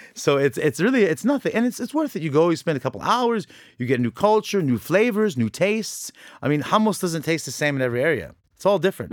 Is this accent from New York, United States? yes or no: no; Orange County, California, United States; born or raised there; now in Lebanon